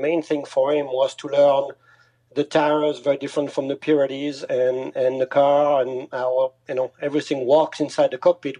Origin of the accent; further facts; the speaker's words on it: France; moved away as an adult; now in United States; I grew up in France, not too far from Switzerland